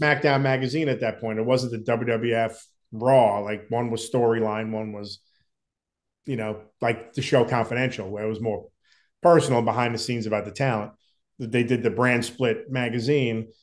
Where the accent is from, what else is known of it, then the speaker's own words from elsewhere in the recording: Long Island, New York, United States; We grew up together on Long Island